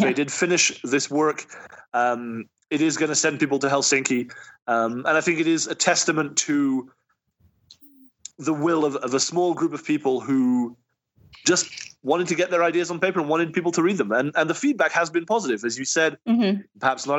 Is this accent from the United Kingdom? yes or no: yes; United Kingdom; also born or lived in France; I'm British and French, and as has recently been shown, most Americans don't know there's a world outside their borders